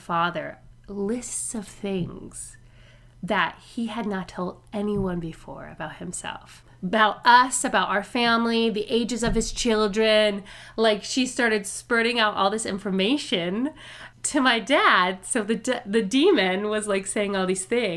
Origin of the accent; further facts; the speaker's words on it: New Orleans, Louisiana, United States; I grew up in New Orleans. I was born in New Orleans